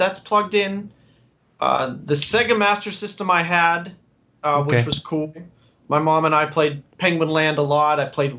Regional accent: Greensburg, Pennsylvania, United States; In Greensburg, which is 40 minutes outside of Pittsburgh. Sure, okay. So Conway Street is the street I grew up in.

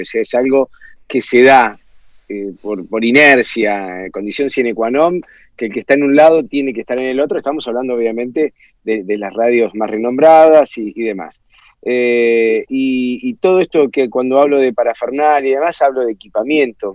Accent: Argentina; nosotros estamos como argentinos

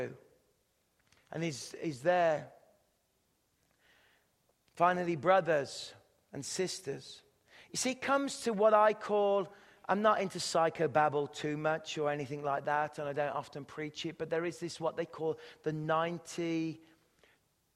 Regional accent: England, United Kingdom; accent: British English; moved away as an adult; now in Canada; I speak British English

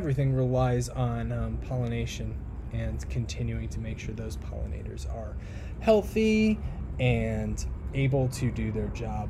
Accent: Midwest, United States; coming from the Midwest. We never had fresh shellfish for shit.

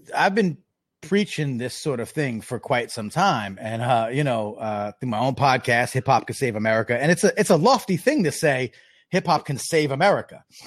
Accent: Long Island, New York, United States; I, I grew up in Long Island

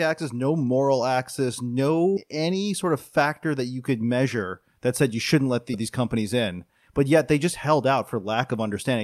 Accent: Buffalo, New York, United States; My hometown, Buffalo, New York

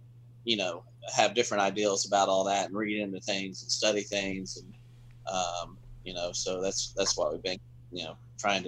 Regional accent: West Virginia, United States; born there; Really? Because I was born in West Virginia.

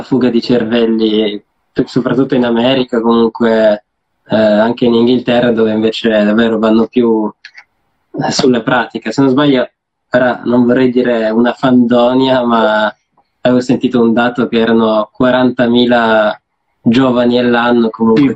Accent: Turin, Piedmont, Italy; noi siamo di Torino

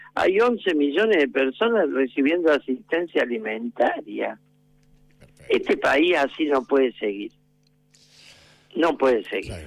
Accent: Córdoba, Argentina; era de Universitario de Córdoba, un club más pequeño de mi barrio

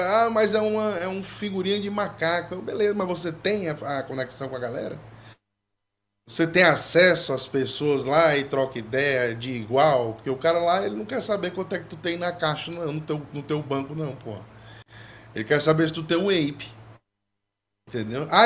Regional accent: Ceará, Brazil; sou aqui do Ceará, né?

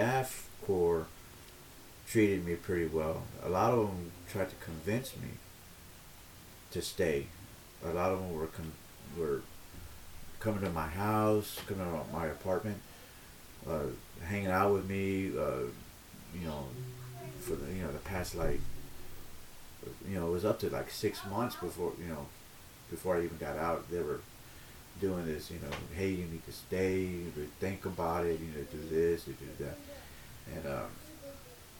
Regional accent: Baytown, Texas, United States; now in San Diego, United States; I'm from Baytown, Texas, originally. I live in San Diego, California.

